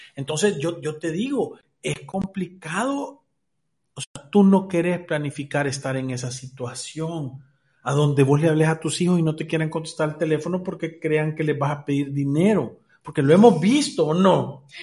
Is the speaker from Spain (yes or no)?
no; El Salvador; Somos del Salvador